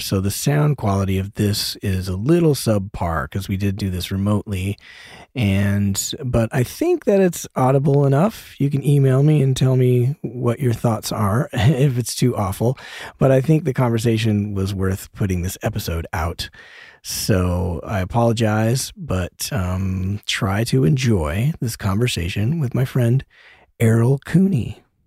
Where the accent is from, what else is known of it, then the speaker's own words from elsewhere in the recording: Denver, Colorado, United States; my hometown of Denver